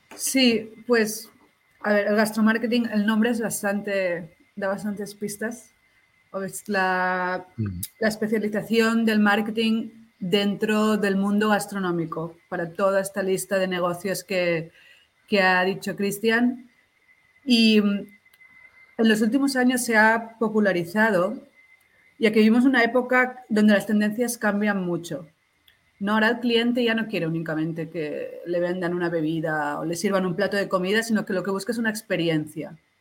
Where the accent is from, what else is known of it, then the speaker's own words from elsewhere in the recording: Barcelona, Catalonia, Spain; also born or lived in Peru; soy de Barcelona